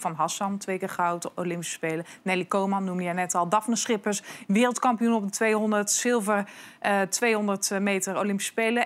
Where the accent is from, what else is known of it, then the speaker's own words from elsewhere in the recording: Prinsenbeek, North Brabant, Netherlands; Ik kom uit het zuiden. Sterker nog, ik kom uit Prinsenbeek